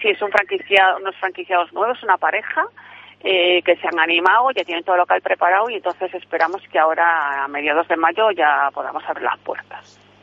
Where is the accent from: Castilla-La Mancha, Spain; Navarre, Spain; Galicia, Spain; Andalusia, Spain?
Galicia, Spain; Santa Comba; mi pueblo, a Santa Comba